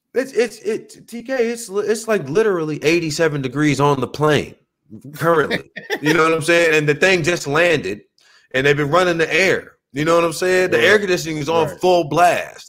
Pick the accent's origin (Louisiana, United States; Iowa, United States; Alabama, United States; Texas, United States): Louisiana, United States; South; now in Los Angeles, United States; growing up in Louisiana